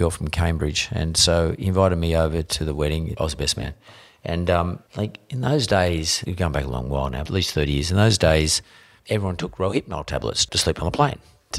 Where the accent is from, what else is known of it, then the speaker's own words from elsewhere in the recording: New South Wales, Australia; I grew up in the West Suburbs, so I grew up in the district of Lang, which was like obviously named after Lang, the famous Labor Prime Minister.